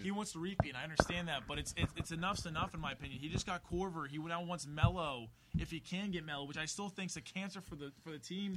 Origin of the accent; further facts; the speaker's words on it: Columbus, Ohio, United States; I'm from Columbus